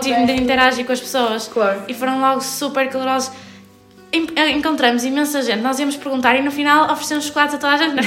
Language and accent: Portuguese; Guimarães, Norte, Portugal; also born or lived in Porto; sou de Guimarães, estou a estudar no Porto, na Faculdade de Arquitetura.